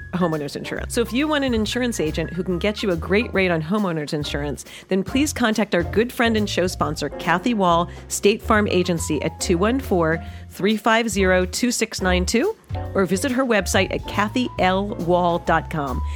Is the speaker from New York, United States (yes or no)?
yes; New York City, New York, United States; moved away; I grew up in New York City.